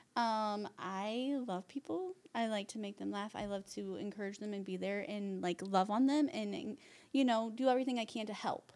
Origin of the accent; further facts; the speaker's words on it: Huntington, United States; also born or lived in Ohio; we're from Huntington, but then we moved to Ohio for a little